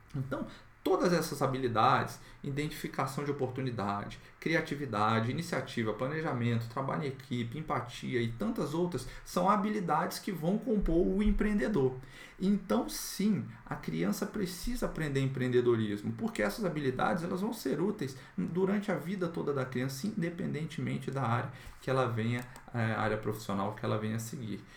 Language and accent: Portuguese; Brasília, Federal District, Brazil; aqui na minha cidade, eu sou de Brasília